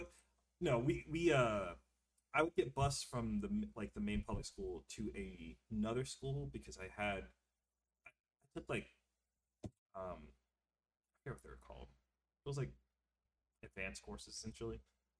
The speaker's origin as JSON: {"language": "English", "region": "South Carolina", "country": "United States", "tie": "born or raised there", "said": "I grew up in South Carolina, dog."}